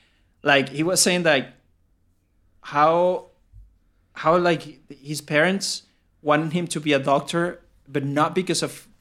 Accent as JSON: {"language": "English", "country": "South Africa", "said": "bro, I'm from South Africa."}